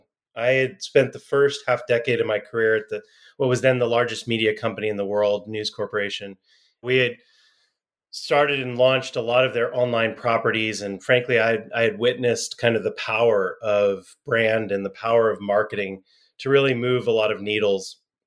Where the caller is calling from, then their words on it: San Diego, California, United States; I'm in San Diego, California.